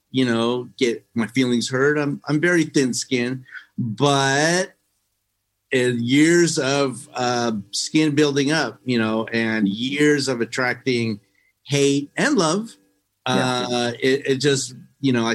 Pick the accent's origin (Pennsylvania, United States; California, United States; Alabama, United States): California, United States; San Diego; moved away; growing up in San Diego